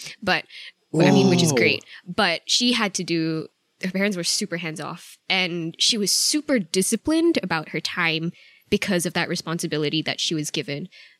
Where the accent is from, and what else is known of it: Nebraska, United States; born there